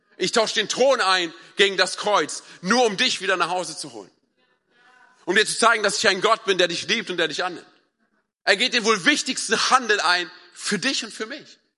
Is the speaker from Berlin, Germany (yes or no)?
yes; Berlin, Germany; ich bin ja ein Berliner Junge